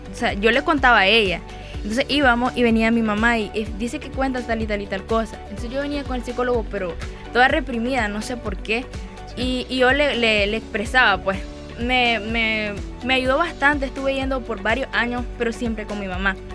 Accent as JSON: {"language": "Spanish", "country": "Nicaragua", "also_born_or_lived": "Managua", "said": "yo no soy de Managua."}